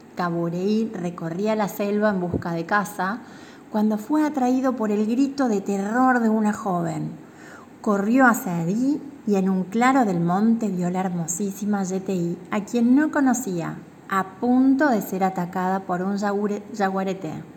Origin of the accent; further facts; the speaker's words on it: Misiones, Argentina; soy de Misiones, tengo 39 años